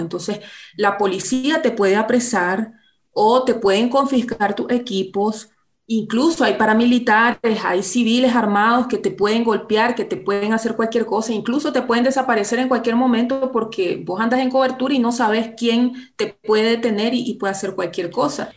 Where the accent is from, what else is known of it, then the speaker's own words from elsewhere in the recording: Nicaragua; moved away as an adult; now in Costa Rica; como nicaragüenses